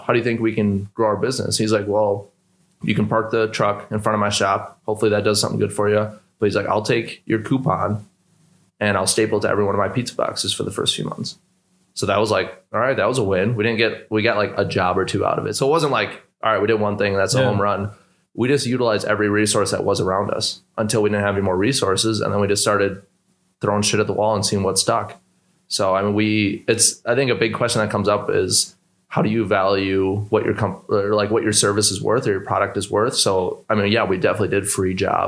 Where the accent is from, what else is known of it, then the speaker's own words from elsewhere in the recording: Milwaukee, Wisconsin, United States; we're two brothers from Milwaukee